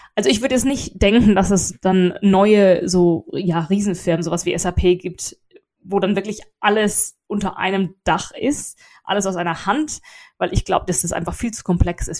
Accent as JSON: {"language": "German", "country": "Germany", "also_born_or_lived": "England", "moved": "yes", "lives_now": "United Kingdom", "said": "ich bin Deutsche"}